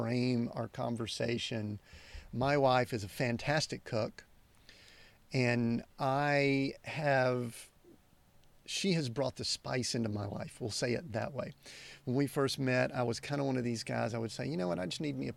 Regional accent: Southern United States, United States; accent: Southern United States; my Southern United States accent

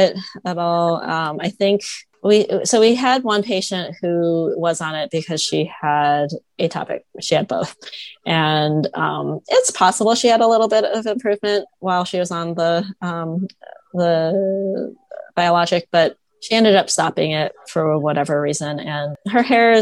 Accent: Toledo, Ohio, United States; I grew up in Toledo, Ohio

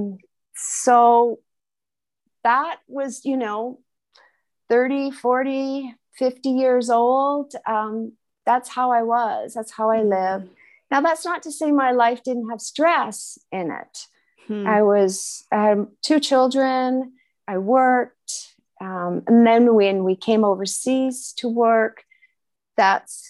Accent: West Vancouver, British Columbia, Canada; now in Switzerland; I'm originally from British Columbia, Canada, and I grew up in West Vancouver near the ocean

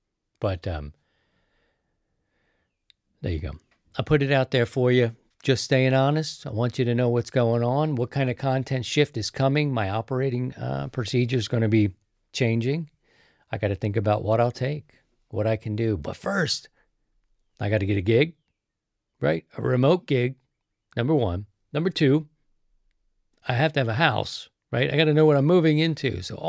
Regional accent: East Coast, United States; Now, I'm from the East Coast, so that part isn't new. I'm going to be accustomed to that East Coast lifestyle.

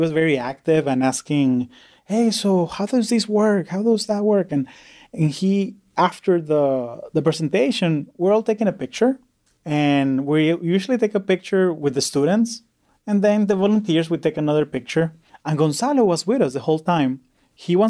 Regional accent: Orlando, Florida, United States; I grew up in Orlando, Florida

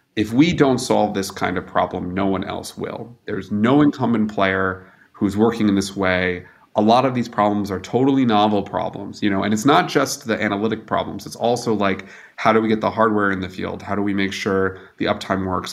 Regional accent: United States; now in Germany

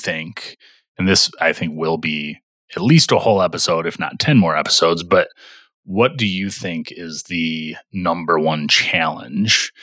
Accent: Michigan, United States; we grew up in Michigan together

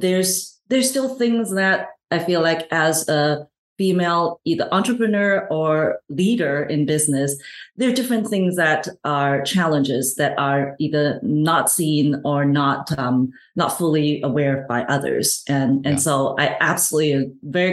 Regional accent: Hong Kong; moved away; also born or lived in Canada / United States; I'm originally from Hong Kong, moved to Canada, and spent most of my actually working life in the US.

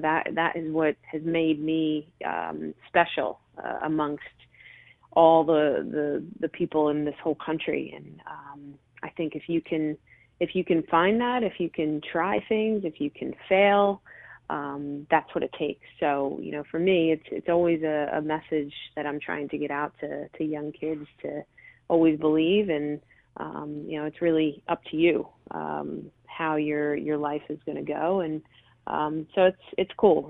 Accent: Delran, New Jersey, United States; grew up in, in Delran, New Jersey, uh, which is a you know small town

